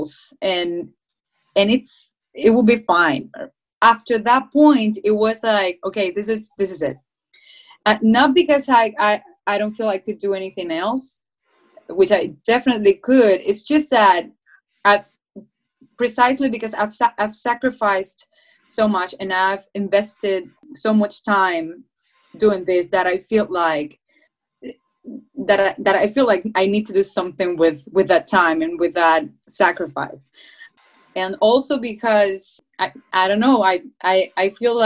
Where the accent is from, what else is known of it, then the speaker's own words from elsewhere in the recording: Cuba; first language Spanish; English is a second language; moved away as an adult; also born or lived in Havana; now in United States; we came from Cuba